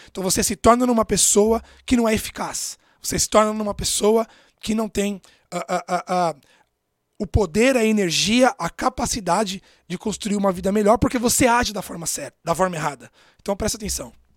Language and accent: Portuguese; São Paulo, Brazil; Eu nasci em Itaquera, na periferia de São Paulo, morava numa casa de dois cômodos